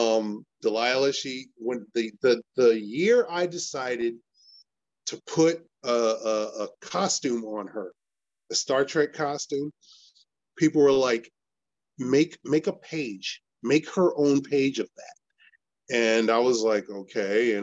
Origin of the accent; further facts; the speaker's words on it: Elizabeth, New Jersey, United States; also born or lived in Irvington, New Jersey / Manalapan, New Jersey; I am from Elizabeth, New Jersey, born and raised